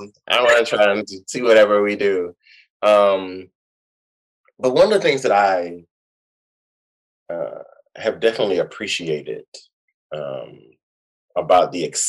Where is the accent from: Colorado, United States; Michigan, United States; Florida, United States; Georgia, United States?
Georgia, United States; Atlanta; I'm from Atlanta